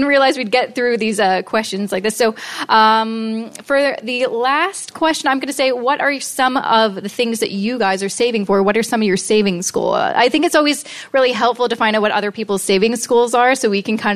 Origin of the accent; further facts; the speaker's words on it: Vancouver, British Columbia, Canada; moved away; I'm from Vancouver